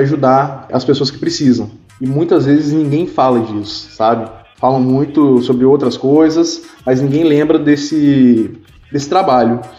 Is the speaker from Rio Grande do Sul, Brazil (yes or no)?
no; Espírito Santo, Brazil; eu sou do Espírito Santo